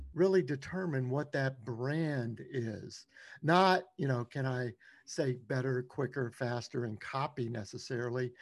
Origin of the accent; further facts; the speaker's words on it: Louisiana, United States; I grew up in Louisiana